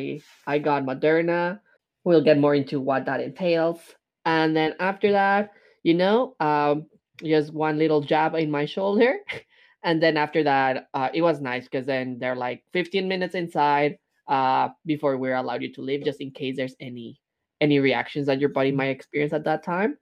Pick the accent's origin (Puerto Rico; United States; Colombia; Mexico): Mexico; moved away; growing up in Mexico